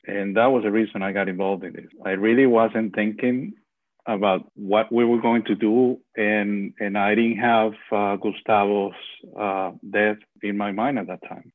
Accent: Venezuela; moved away; I'm also from Venezuela

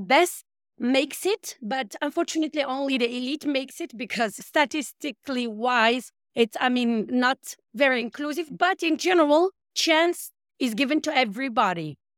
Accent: Marrakesh, Marrakesh-Safi, Morocco; moved away; My hometown is Marrakesh.

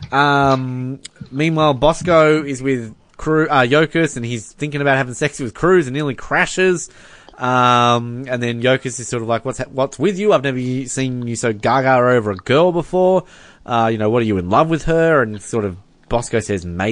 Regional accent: Hobart, Tasmania, Australia; growing up in Hobart

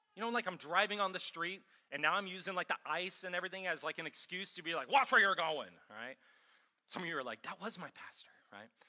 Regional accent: Ohio, United States; also born or lived in Minnesota / California; now in Columbia, United States; I'm from Ohio originally

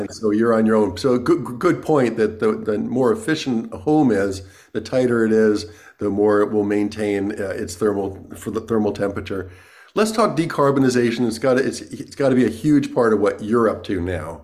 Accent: New York, United States; I grew up in New York, too

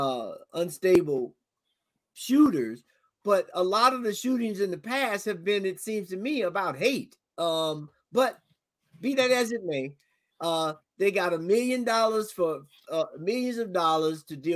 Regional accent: the South, United States; I'm from the South. I grew up hunting and shooting and all of that good stuff

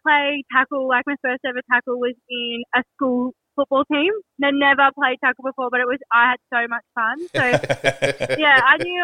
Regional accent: Newcastle, New South Wales, Australia; I grew up in Newcastle

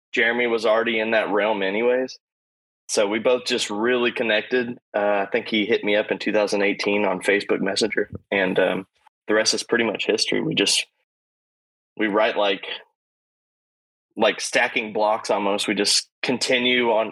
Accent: Houston, Texas, United States; also born or lived in Cypress, Texas; I was born in Houston, raised in Houston. I mean, raised in Cypress, but still born and raised here in the greater Houston area

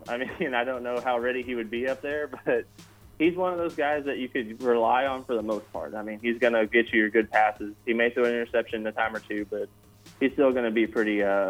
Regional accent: Stephenville, Texas, United States; I'm from here in Stephenville, actually.

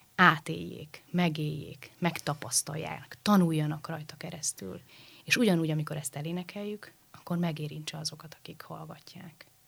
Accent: Budapest, Hungary; Budafokon a baptista imaházban. Uh-huh. Ugye én ott születtem, ott nőttem fel

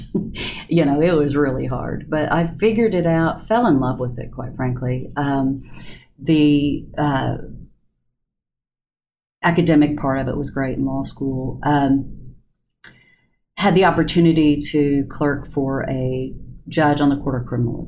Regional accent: Del City, Oklahoma, United States; I grew up in Del City

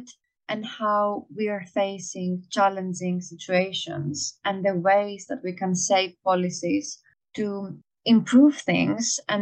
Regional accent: Greece; now in London, United Kingdom; I'm a Greek national

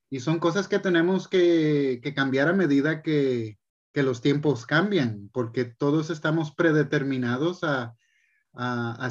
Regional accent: Puerto Rico; De Puerto Rico, pero, ah, pero era algo que ya estaba predeterminado.

